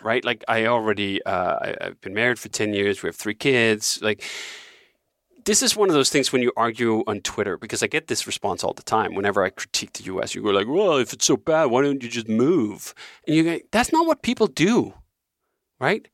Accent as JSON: {"language": "English", "country": "Denmark", "tie": "born or raised there", "moved": "as an adult", "lives_now": "Malibu, United States", "said": "growing up in Denmark"}